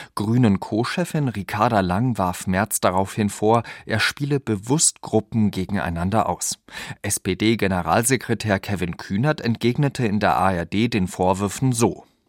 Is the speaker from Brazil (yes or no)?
no; France; Als Franzose garantiere ich euch